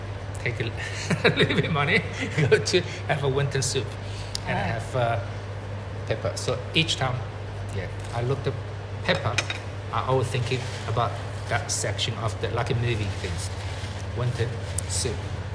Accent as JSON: {"language": "English", "country": "China", "tie": "born or raised there", "second_language": "English", "lives_now": "Australia", "said": "That's why my English like this."}